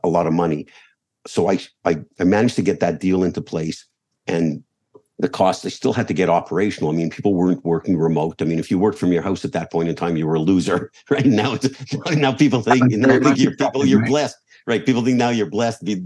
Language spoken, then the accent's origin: English; Montreal, Quebec, Canada; moved away; as a kid growing up in Montreal